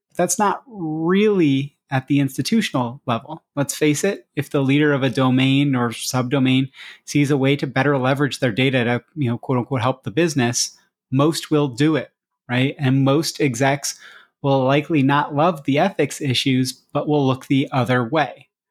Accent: United States; as an American

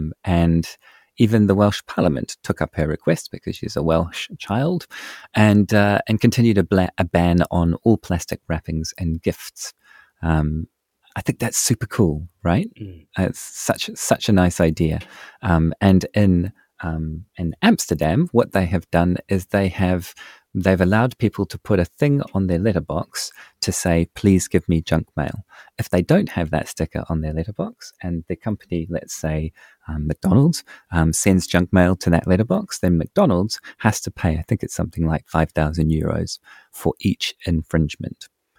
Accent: New Zealand; As a Kiwi

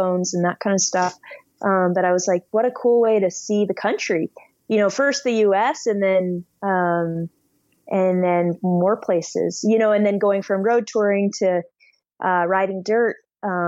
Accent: Anchorage, Alaska, United States; also born or lived in Washington State; I grew up in Anchorage, Alaska

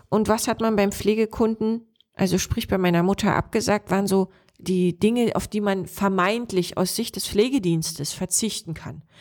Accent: Lower Lusatia, Brandenburg, Germany; Unser Landkreis hier, Spree-Neiße, Cottbus, Oberspreewald-Lausitz, wir sind mit die Region in Brandenburg mit der höchsten Hochaltrigkeit.

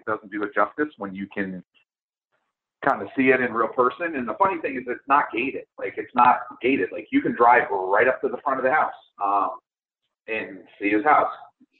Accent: Colonie, New York, United States; born or raised there; also born or lived in Adirondacks

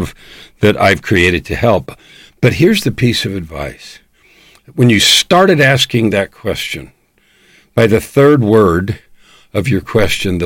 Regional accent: California, United States; I was born in California, so that's part of my language

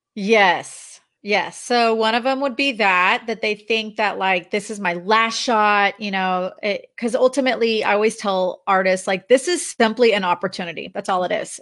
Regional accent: Dallas, Texas, United States; moved away as an adult; also born or lived in Los Angeles, California; my husband and I relocated back to my hometown of Dallas, Texas.

